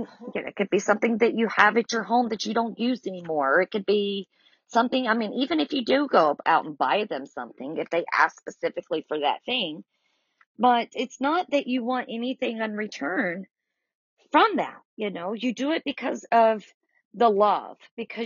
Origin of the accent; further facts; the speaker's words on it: the South, United States; accent: southern; I'm definitely from the South by my accent, but I know that it's more than just being southern roots